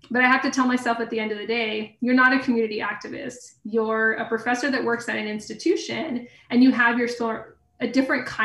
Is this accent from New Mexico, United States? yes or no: yes; Grants, New Mexico, United States; I knew that where I lived, just outside of uh, Grants in a double wide trailer off I 40, was previously the carrot capital of the world